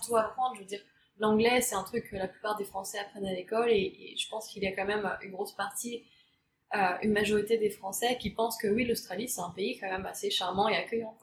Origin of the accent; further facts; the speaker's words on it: France; moved away as an adult; on est française